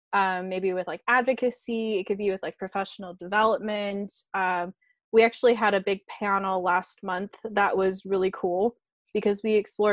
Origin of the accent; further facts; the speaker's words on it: near San Francisco, Northern California, United States; also born or lived in San Diego; I grew up near San Francisco.